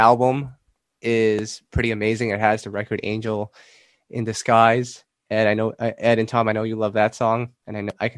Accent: Canada; I'm Canadian

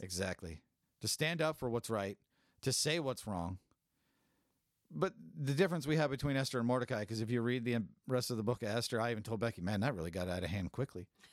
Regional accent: California, United States; I'm from California. I grew up in a Hispanic community

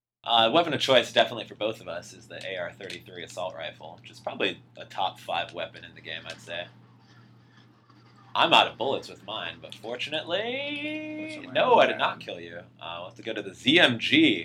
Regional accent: Chicago, Illinois, United States; growing up in Chicago and how I had to dress for winter

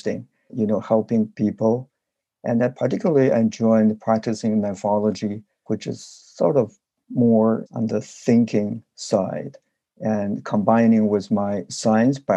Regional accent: China; moved away as an adult; now in United States; where I grew up in China

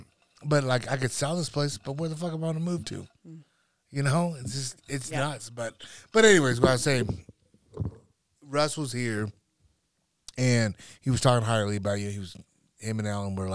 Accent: North Platte, Nebraska, United States; I'm from North Platte.

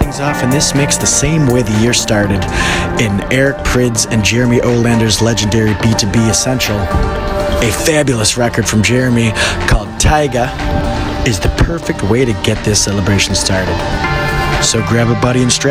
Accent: Detroit, Michigan, United States; now in Chicago, United States; Detroit, my hometown, the birthplace of techno

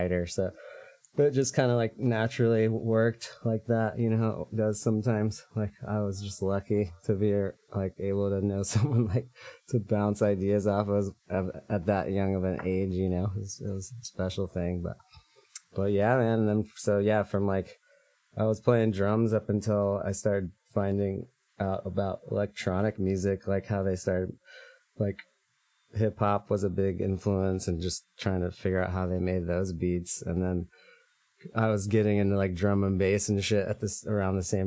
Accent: Manhattan, Kansas, United States; moved away as an adult; also born or lived in Lawrence, Kansas; now in San Francisco, United States; I hail from Kansas, Manhattan. That's where I grew up.

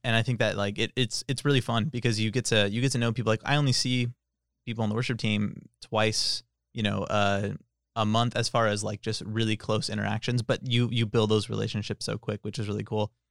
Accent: Tracy, California, United States; I'm from Tracy

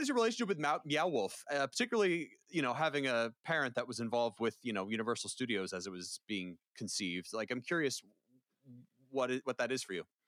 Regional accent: Valrico, Florida, United States; I grew up in Central Florida

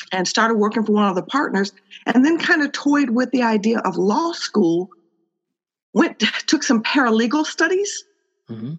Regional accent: Chicago, Illinois, United States; I'm born and raised in Chicago

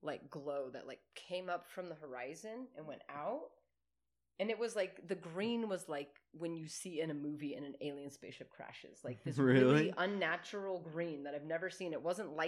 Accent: United States; we're American

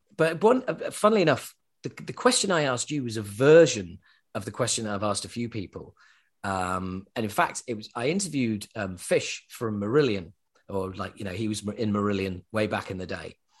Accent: Yorkshire and the Humber, United Kingdom; accent: Yorkshire; I was brought up in Yorkshire, in England

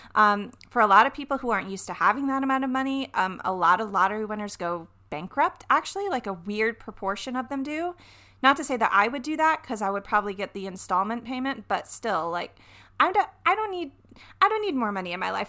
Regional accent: the South, United States; I'm from the South. You guys remember I'm from the South?

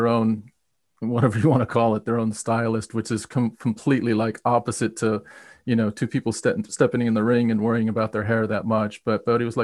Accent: United States; now in United Kingdom; we're from America, but we live in the UK

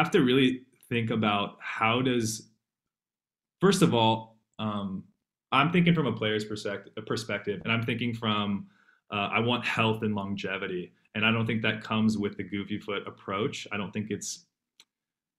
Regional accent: San Jose, California, United States; I'm from the Bay Area, from San Jose

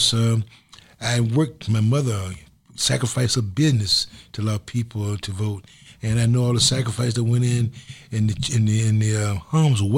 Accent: the South, United States; I'm from the South, where it was almost written that you could not vote.

